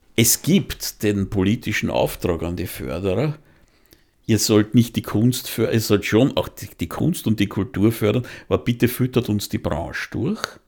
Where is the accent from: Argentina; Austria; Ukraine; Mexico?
Austria; bei uns in Österreich